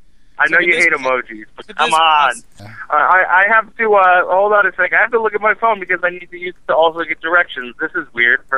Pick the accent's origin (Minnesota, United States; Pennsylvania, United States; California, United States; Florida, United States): Florida, United States; South; I was from South Florida